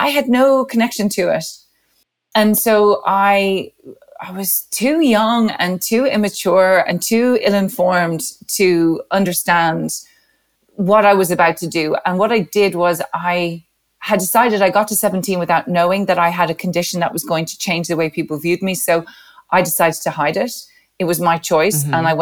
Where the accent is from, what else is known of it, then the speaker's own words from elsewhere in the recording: Dublin, Leinster, Ireland; I was born in 1971 in Dublin